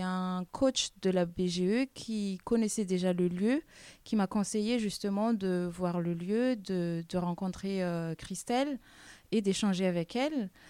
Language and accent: French; Madagascar; now in France; je suis originaire de Madagascar.